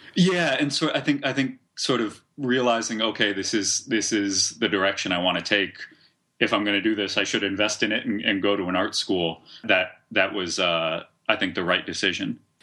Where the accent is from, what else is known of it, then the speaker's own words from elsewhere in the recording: Cambridge, Massachusetts, United States; I grew up in Cambridge, Massachusetts, which is just across the river from Boston